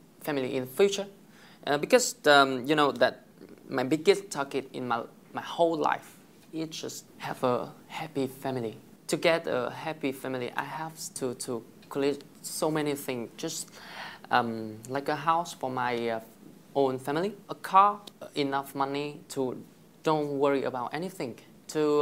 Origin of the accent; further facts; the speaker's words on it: Bac Giang, Vietnam; English is a second language; moved away as an adult; now in Hanoi, Vietnam; I went to high school about 10 years ago in my hometown. It's Bắc Giang